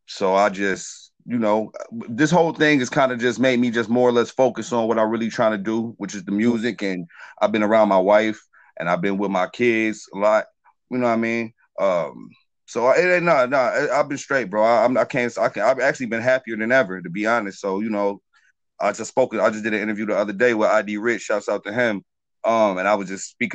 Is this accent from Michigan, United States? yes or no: yes; Detroit, Michigan, United States; I'm from Detroit